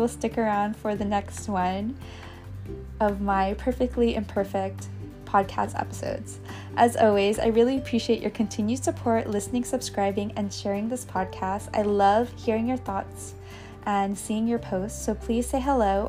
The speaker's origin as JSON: {"language": "English", "country": "United States", "said": "as an American or in the United States"}